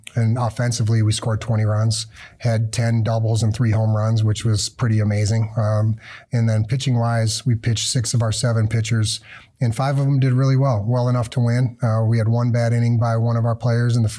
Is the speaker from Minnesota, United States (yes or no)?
yes; Minnesota, United States; now in Big Rapids, United States; I grew up in Minnesota